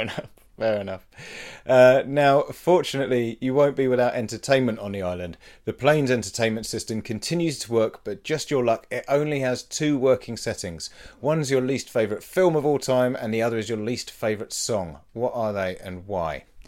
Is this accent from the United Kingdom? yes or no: yes; United Kingdom; in our DNA now as British people